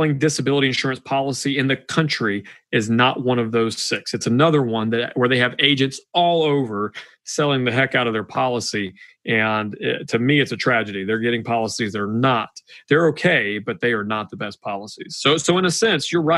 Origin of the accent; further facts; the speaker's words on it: Georgia, United States; I'm from Georgia